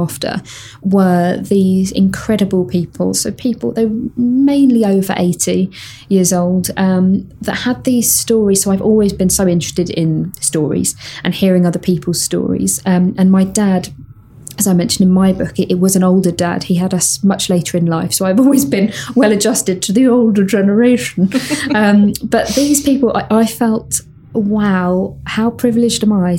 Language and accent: English; United Kingdom; I'm terribly British